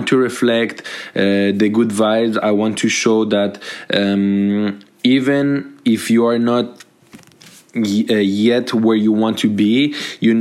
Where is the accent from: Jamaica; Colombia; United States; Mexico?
Colombia; now in Montreal, Canada; I'm from Colombia. I'm a Colombian immigrant